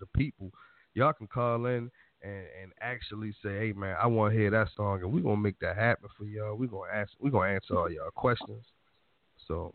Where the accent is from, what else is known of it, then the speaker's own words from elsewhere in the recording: Baltimore, Maryland, United States; accent: Baltimore; my Baltimore accent